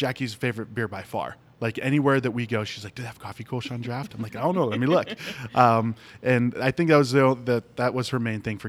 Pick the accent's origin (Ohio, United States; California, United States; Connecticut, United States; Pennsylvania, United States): Ohio, United States; So I grew up in Ohio.